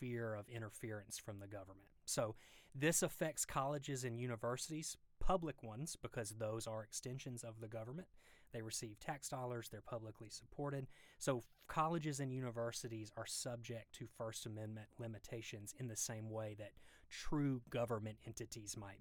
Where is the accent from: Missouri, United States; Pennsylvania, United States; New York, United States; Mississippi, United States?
Mississippi, United States; accent: deep Southern; now in Georgia, United States; when I practiced law in Mississippi, which you can probably tell from the deep Southern accent